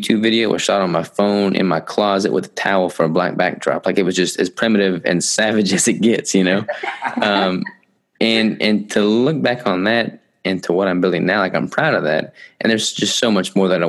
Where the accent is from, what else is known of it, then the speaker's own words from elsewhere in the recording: Arkansas, United States; I'm from Arkansas.